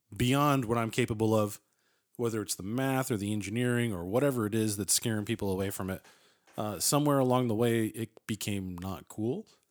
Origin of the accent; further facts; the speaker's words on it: Massachusetts, United States; moved away; I'm originally from Massachusetts